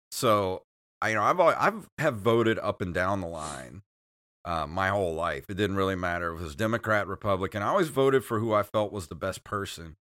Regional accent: Mississippi Gulf Coast, United States; we're from Mississippi, if you don't know that, eh, but we live on the Gulf Coast

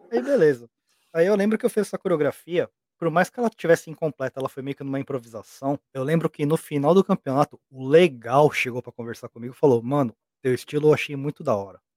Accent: Brazil; moved away as an adult; now in Japan; sou brasileiro, mas eu moro no Japão. Eu moro aqui no Japão vai fazer 14 anos.

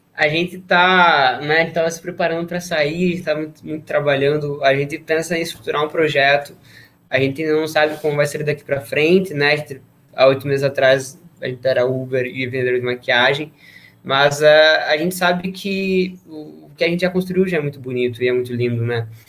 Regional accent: Paraná, Brazil; nós somos do Paraná

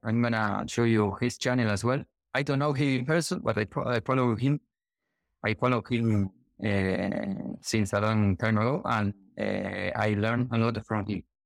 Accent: Argentina; now in Gran Canaria, Spain; I'm from Argentina, living in Gran Canaria, Spain

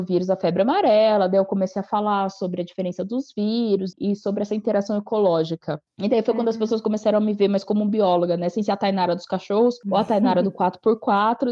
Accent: Atibaia, São Paulo, Brazil; moved away as an adult; also born or lived in Piracaia; now in Gonçalves, Brazil; Eu sou natural de, é, de Piracaia, nasci em Piracaia, mas eu, eu cresci e fui criada em, em Atibaia

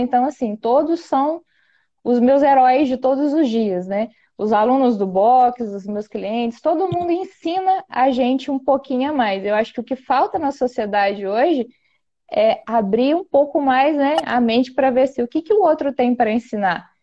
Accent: Campos Gerais, Minas Gerais, Brazil; eu nasci e fui criada em zona rural

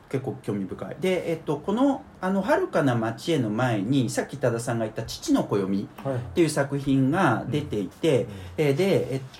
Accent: Izu, Shizuoka, Japan; moved away as an adult; also born or lived in Mishima, Shizuoka; now in Tokyo area, Japan; 僕あの静岡県の伊豆の辺りなんですね出身が、

